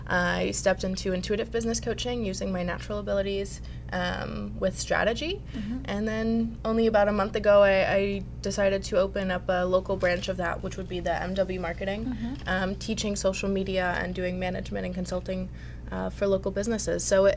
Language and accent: English; Connecticut, United States; Outside Hartford, Connecticut.